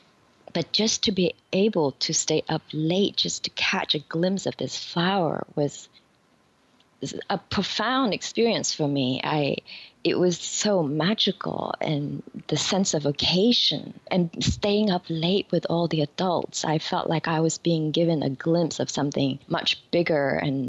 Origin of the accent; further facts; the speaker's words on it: Vietnam; now in New York, United States; When I was growing up in Vietnam, flowers were a big part of our life